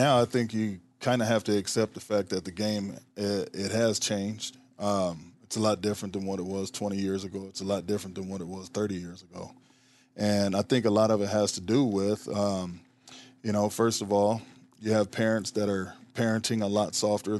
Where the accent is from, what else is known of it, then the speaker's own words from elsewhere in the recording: Omaha, Nebraska, United States; Well, I'm born and raised in Omaha, right here in Nebraska.